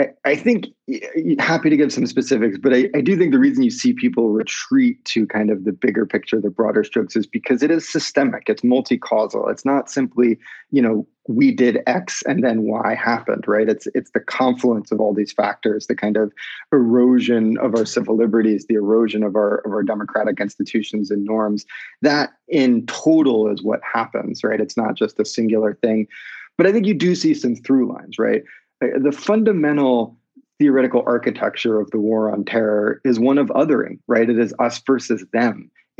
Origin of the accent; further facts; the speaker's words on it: near Philadelphia, Pennsylvania, United States; I grew up near Philadelphia.